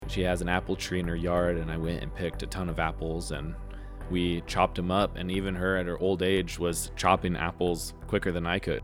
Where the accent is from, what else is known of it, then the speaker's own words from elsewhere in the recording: San Diego, California, United States; I grew up in North County, San Diego